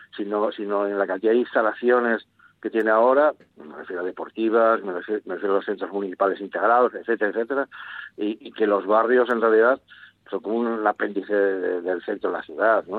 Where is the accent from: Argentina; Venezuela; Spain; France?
Spain; Gijón, Asturias; los gijoneses, de juntarnos y de asociarnos